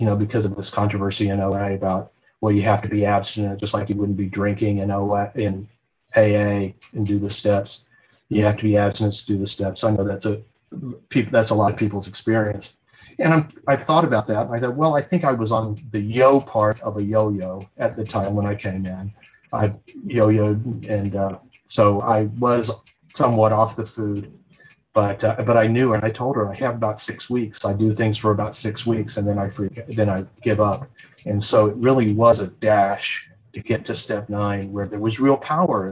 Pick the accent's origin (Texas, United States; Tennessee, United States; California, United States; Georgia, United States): Texas, United States; Dallas; moved away as an adult; also born or lived in Oregon; I grew up in Dallas, Texas